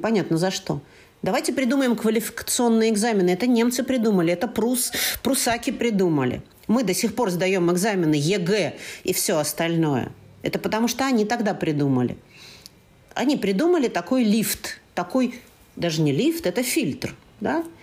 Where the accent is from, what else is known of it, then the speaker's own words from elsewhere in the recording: Berlin, Germany; born there; я родился в Берлине, я, э, ну, как настоящий москвич, да